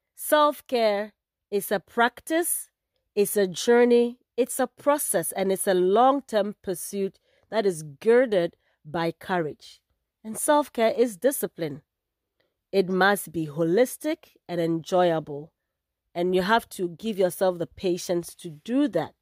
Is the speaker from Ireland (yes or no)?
no; Ghana; moved away as an adult; also born or lived in California, United States; now in Bay Area, California, United States; I guess that gives away where in Africa I am from. I am proudly Ghanaian